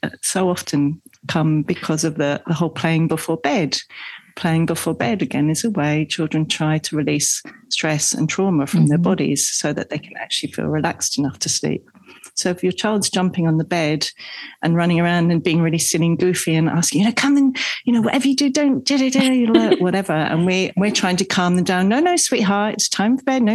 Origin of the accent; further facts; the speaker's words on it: England, United Kingdom; moved away; I grew up in England.